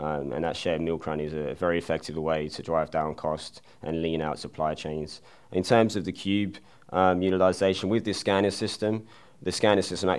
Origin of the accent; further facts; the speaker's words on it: England, United Kingdom; moved away as an adult; now in United States; So originally I'm from England, and I moved over to America in 2010 and attended Butler University